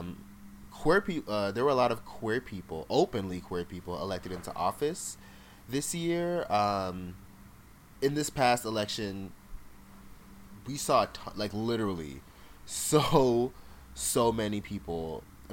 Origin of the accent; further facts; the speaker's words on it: Jamaica; also born or lived in South Florida, United States; now in United States; I was born in Jamaica, lived there partially. I grew up in a very Jamaican household